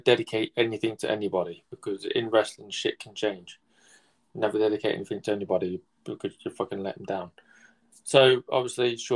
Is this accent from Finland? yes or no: no; United Kingdom; I'm British myself